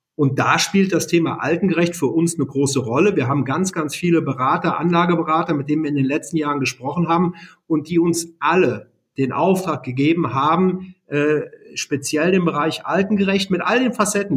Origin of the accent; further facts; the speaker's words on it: Siegen, North Rhine-Westphalia, Germany; ich komme gebürtig aus Siegen